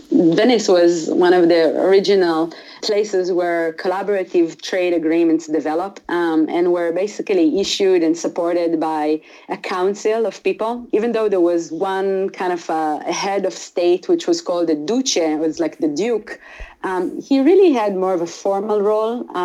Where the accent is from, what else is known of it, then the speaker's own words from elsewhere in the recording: Israel; moved away as an adult; also born or lived in Italy; now in United States; I grew up in Israel. I was born in a small village in Israel